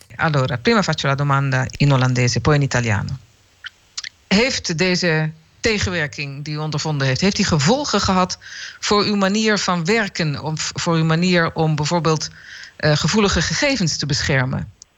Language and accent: Dutch; Netherlands; Ik ben ook een Nederlander